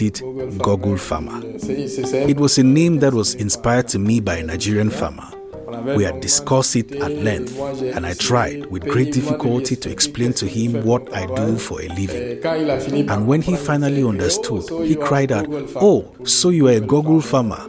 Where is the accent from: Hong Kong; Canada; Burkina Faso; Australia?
Burkina Faso; Fada N'Gourma, Est; a stone's throw away from Fada Ngoma, my hometown